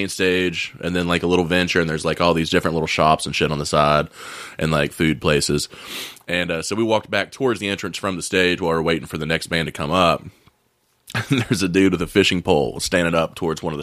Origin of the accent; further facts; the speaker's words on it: Oak Hill, West Virginia, United States; I grew up in Oak Hill